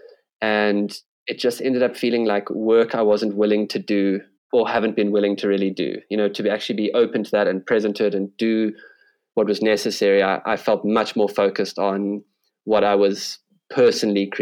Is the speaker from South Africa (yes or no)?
yes; South Africa; being a South African